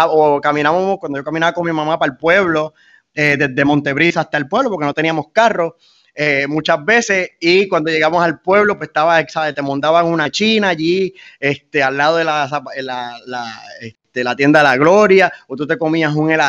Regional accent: Fajardo, Puerto Rico; moved away as an adult; also born or lived in United States; si yo no hubiese sido de Fajardo, si no hubiese nacido aquí y de Puerto Rico.

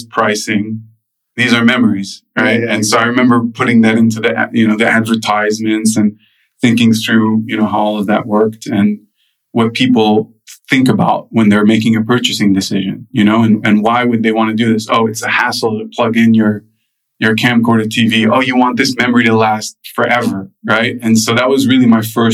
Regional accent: United States; also born or lived in Lebanon; I grew up in the U.S., but I went to a French school

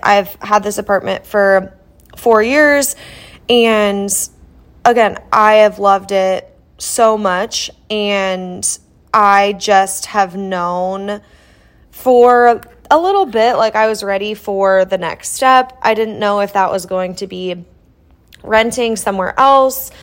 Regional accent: Iowa, United States; moved away as an adult; now in Kansas City, United States; I grew up in Iowa

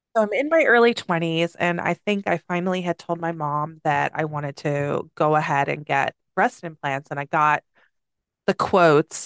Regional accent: Schaumburg, Illinois, United States; I grew up in Illinois

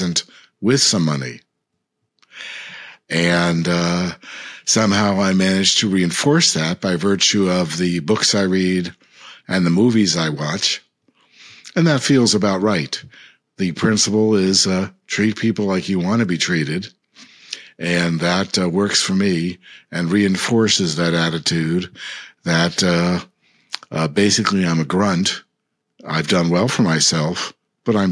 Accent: United States; I, as an American

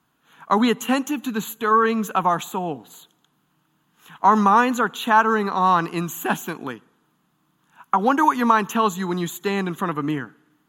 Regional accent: Michigan, United States; I grew up in Michigan, just outside of Detroit

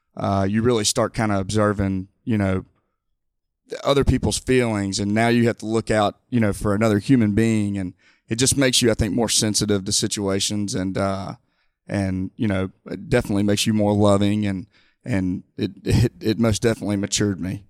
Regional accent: Mobile, Alabama, United States; I'm born and raised in Mobile

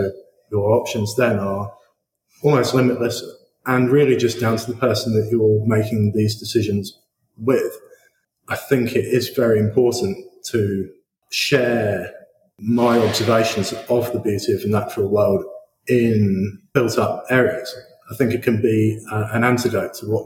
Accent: Horsham, South East England, United Kingdom; I grew up in Horsham

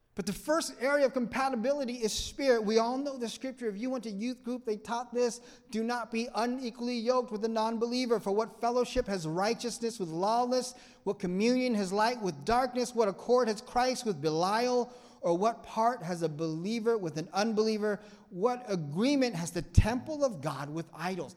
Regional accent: Vietnam; English is a second language; moved away; I'm from a third world country. I'm from Vietnam. I don't know your language.

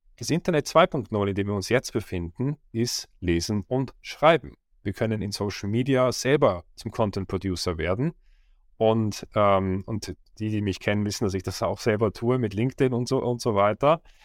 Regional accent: Switzerland; Ich war in der Schweiz, wo ich aufgewachsen bin, in einem kleinen Dorf mit mehr Kühen

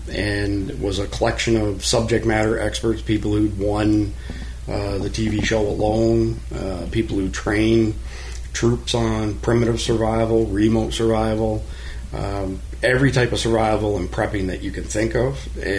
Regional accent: Eastern Ontario, Canada; moved away as an adult; also born or lived in Texas / Florida; now in United States; Initially Eastern Ontario, and then as soon as I turned 18, went straight to Texas, and then I spent almost my entire adult life going back and forth between Texas and Florida.

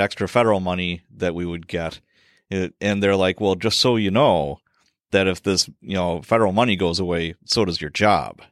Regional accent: Chicago, Illinois, United States; I grew up in Chicago, so I, you know, I had firsthand, you know, witnessing of all kinds of policy stuff going on. And we were, we moved to a suburb

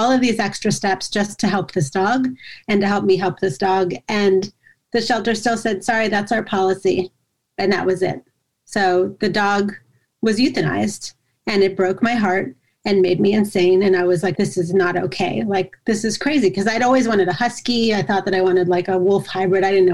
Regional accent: Yardley, Pennsylvania, United States; my hometown of Yardley, Pennsylvania

